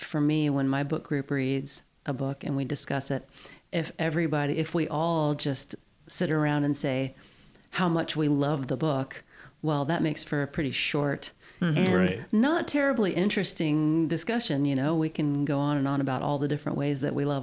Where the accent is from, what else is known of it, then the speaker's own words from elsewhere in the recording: West Virginia, United States; moved away as an adult; also born or lived in Appalachia; now in Whatcom County, United States; I'm from West Virginia